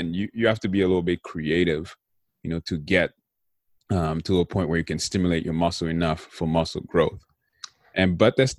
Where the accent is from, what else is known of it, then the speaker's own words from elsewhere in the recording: Haiti; growing up in Haiti